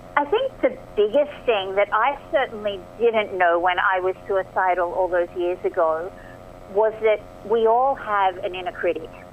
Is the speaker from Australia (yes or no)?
yes; Australia; accent: Aussie; moved away as an adult; also born or lived in Marina del Rey, Los Angeles, United States; now in Los Angeles, United States; I am, as you can probably hear from my accent, Aussie born and bred